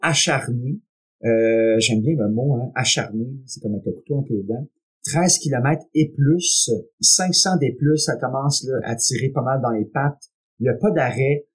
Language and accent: French; Quebec, Canada; Je suis Québécois, je suis né ici et très fier de l'être.